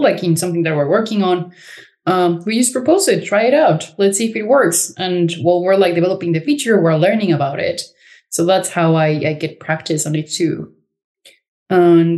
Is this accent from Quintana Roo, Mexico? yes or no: yes; Cancun, Quintana Roo, Mexico; moved away as an adult; now in Berlin, Germany; I am originally from Cancun, Mexico